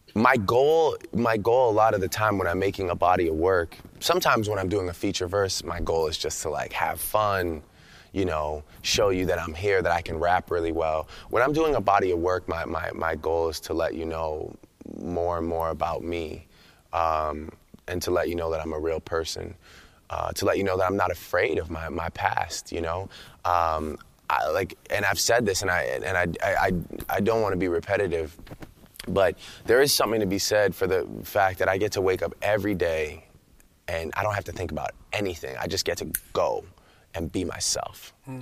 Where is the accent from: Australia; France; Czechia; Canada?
Canada; Toronto, Ontario; I'm from Toronto. I'm from a place where it's a true mosaic.